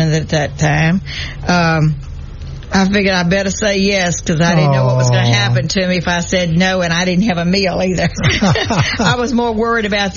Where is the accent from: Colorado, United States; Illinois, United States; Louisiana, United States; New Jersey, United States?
Louisiana, United States; Plaquemine; now in Shreveport, United States; I grew up in Plaquemine, Louisiana